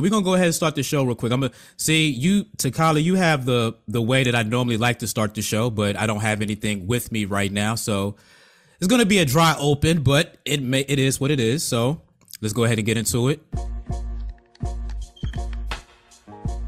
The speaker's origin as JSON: {"language": "English", "region": "Virginia", "country": "United States", "also_born_or_lived": "Columbus, Ohio", "moved": "yes", "said": "she's from where I'm from"}